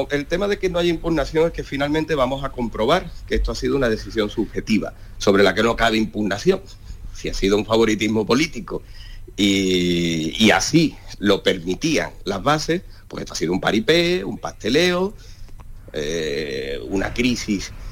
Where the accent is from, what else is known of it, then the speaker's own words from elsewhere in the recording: Granada, Andalusia, Spain; Y como dirigente andaluz